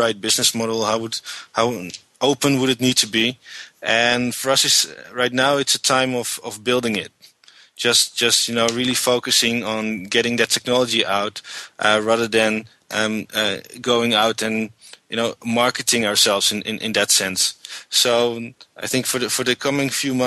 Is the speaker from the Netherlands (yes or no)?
yes; Haarlem, North Holland, Netherlands; We're both from the Netherlands. I was born in a town called Haarlem, which is about 8 kilometers from Amsterdam, and lived all my life in the Netherlands.